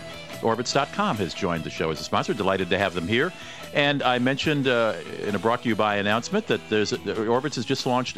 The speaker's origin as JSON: {"language": "English", "town": "Minneapolis", "region": "Minnesota", "country": "United States", "tie": "born or raised there", "said": "my hometown, Minneapolis-St. Paul"}